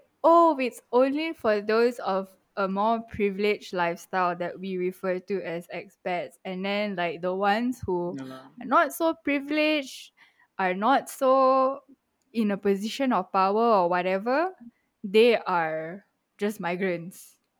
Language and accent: English; Malaysia; moved away; I immigrated from Malaysia. I am an expat from Malaysia.